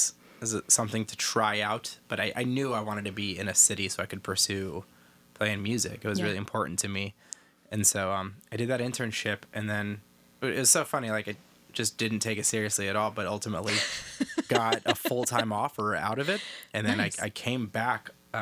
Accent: Kent, Ohio, United States; moved away as an adult; also born or lived in Columbus, Ohio / Chicago; I was born and raised in Ohio, Northeast Ohio, between Akron and Cleveland.

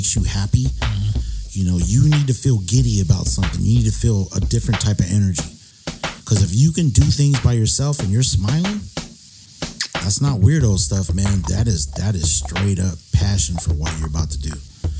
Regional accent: San Diego, California, United States; I'm from San Diego

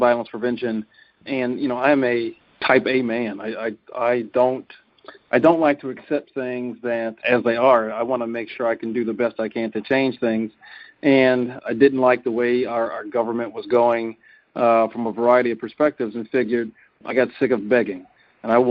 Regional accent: Cincinnati, Ohio, United States; now in Wisconsin, United States; Byron and I come from the same city, so we're both from Cincinnati.

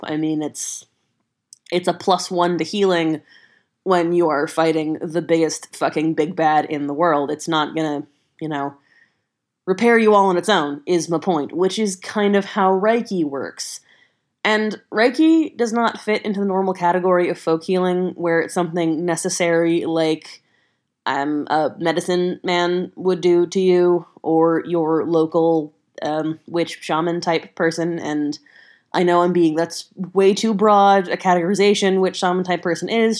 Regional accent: the South, United States; I grew up in the South on a ranch.

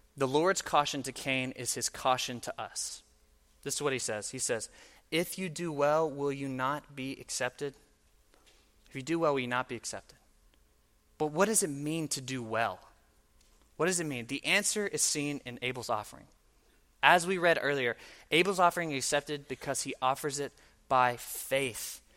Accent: Mississippi, United States; I am from Mississippi

